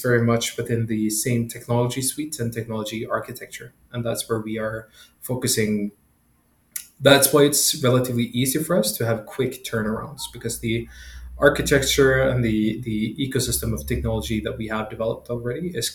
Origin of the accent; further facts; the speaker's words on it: Sweden; now in Kenya; I'm from Sweden